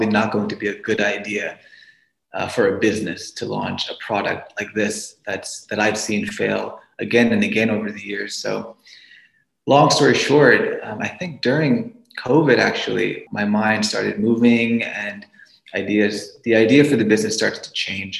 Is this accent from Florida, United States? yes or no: no; New York City, New York, United States; moved away as an adult; now in Pittsburgh, United States; I'm originally from New York City.